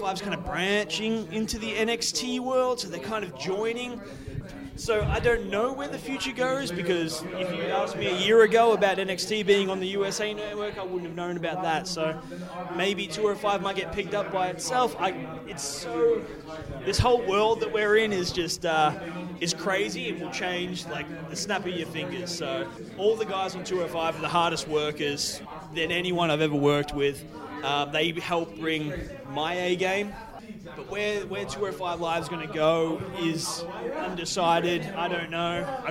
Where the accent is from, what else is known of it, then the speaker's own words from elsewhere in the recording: Melbourne, Victoria, Australia; my hometown of Melbourne, Australia